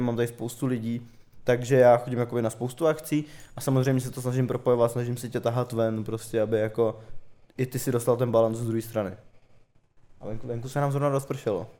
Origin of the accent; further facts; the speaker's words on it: Prague, Czechia; jak jsem z Prahy, tak prostě mám tady spoustu známých